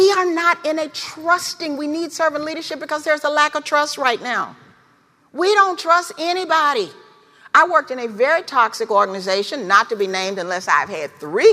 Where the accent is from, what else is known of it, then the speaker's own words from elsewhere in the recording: Memphis, Tennessee, United States; I learned how to walk in Memphis. I was born in Memphis. My family lived in the Foot Home Housing Projects